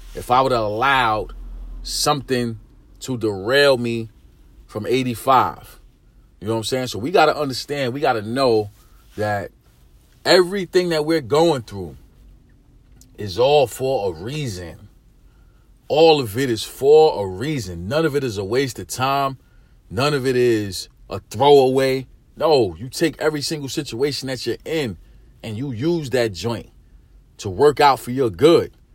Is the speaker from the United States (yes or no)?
yes; New York City, New York, United States; I'm a dude from East New York. I'm from the hood.